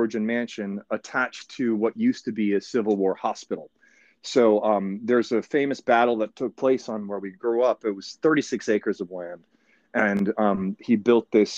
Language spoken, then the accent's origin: English; Petersburg, Virginia, United States; Down south in Petersburg, Virginia, more specifically down near Dinwiddie in Dinwiddie County, Virginia. So that's originally where I'm from, down in the deep south of Virginia